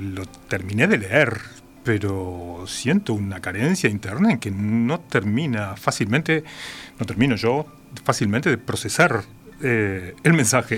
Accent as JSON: {"language": "Spanish", "region": "Montevideo", "country": "Uruguay", "tie": "born or raised there", "also_born_or_lived": "San Carlos", "said": "Con dos años ya estaba en Montevideo"}